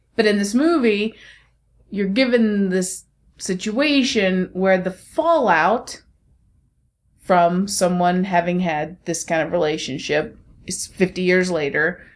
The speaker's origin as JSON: {"language": "English", "country": "United States", "said": "I'm American"}